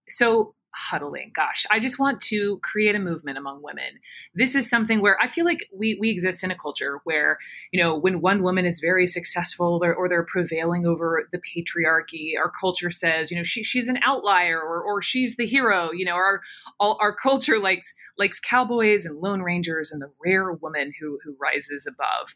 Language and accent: English; Atlanta, Georgia, United States; moved away as an adult; also born or lived in Chapel Hill; I grew up in Atlanta.